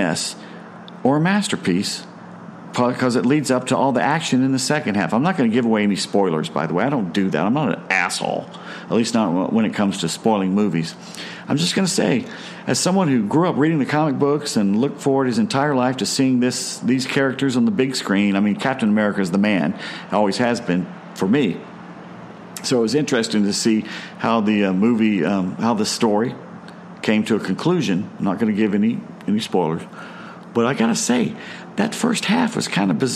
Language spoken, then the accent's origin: English; Atlanta, Georgia, United States; I grew up in Atlanta